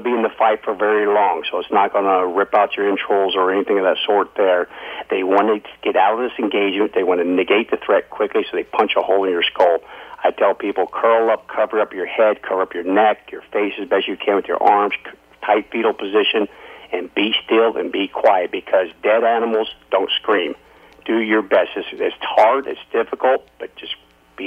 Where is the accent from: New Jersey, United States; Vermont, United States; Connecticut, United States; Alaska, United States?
Alaska, United States; I've born and raised in Alaska